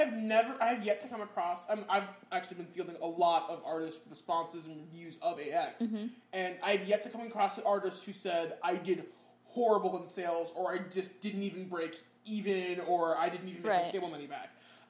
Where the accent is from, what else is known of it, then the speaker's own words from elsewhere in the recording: Midwest, United States; moved away; I'm from the Midwest.